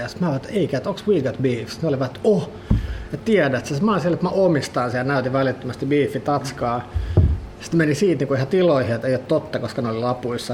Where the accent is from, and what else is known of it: Finland; born or raised there; also born or lived in Sweden